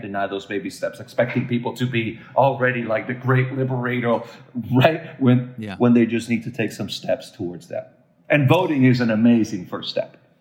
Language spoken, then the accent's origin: English; Puerto Rico; also born or lived in Raleigh, North Carolina; as a Puerto Rican living in Puerto Rico